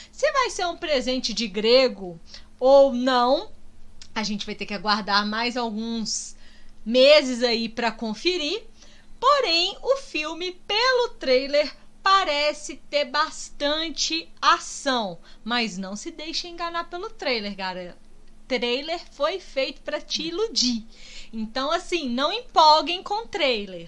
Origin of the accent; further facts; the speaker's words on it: Minas Gerais, Brazil; a gente como bom mineiro